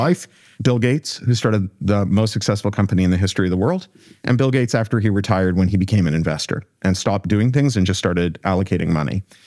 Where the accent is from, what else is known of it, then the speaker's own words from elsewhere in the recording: Canada; I come from Canada